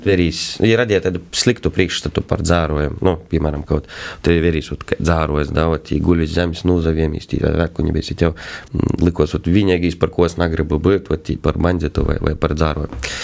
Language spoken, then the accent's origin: Latvian; Feimaņi parish, Latgale, Latvia; es esmu no Feimana pogas